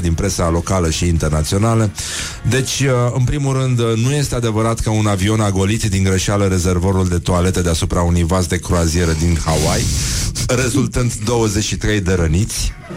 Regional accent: Brăila, Brăila County, Romania; eu ca brăilean

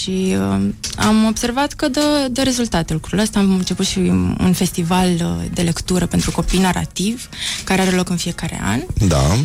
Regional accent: Brăila, Brăila County, Romania; Sunt și din Brăila

